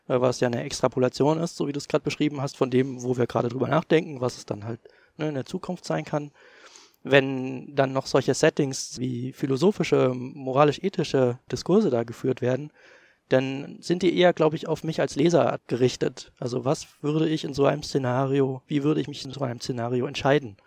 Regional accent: East Germany, Germany; ich bin halt noch in der DDR geboren, bin dementsprechend auch DDR sozialisiert, zumindest die Grundsozialisation, die man als kleines Kind erhält

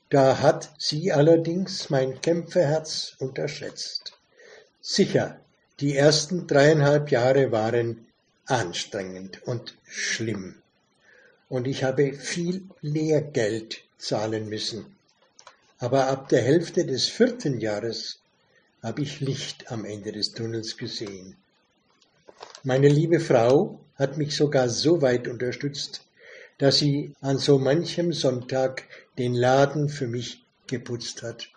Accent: Weißbach, Bavaria, Germany; ich bin in einem kleinen Röndorf aufgewachsen in Weißbach

